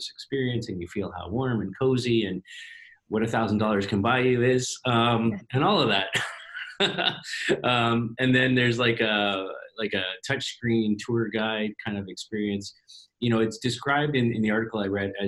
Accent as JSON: {"language": "English", "town": "Toronto", "region": "Ontario", "country": "Canada", "tie": "born or raised there", "said": "my hometown here in Toronto"}